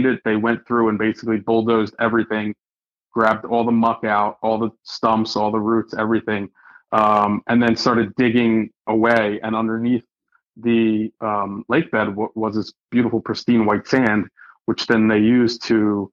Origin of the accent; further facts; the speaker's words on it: Philadelphia, Pennsylvania, United States; I was born and raised in Philadelphia, you know, the birthplace of America